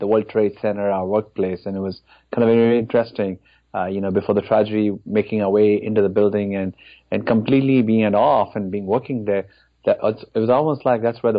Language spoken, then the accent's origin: English; India; moved away as an adult; now in Dallas, United States; I grew up in India. In fact, spent most of my life in that country. So I moved to America in February of 2001.